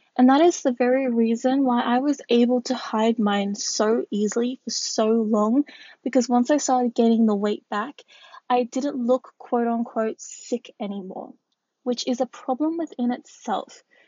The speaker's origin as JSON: {"language": "English", "country": "Australia", "said": "I am Australian, I am a curve model"}